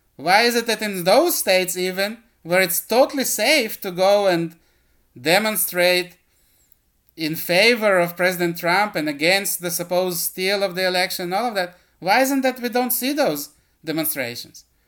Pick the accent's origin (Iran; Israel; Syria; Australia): Israel; Israel, my home country